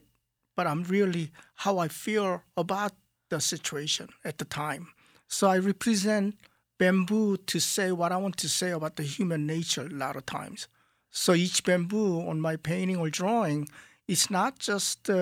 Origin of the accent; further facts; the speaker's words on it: South Korea; moved away; when I grew up in Korea, it was a small village outside of Seoul.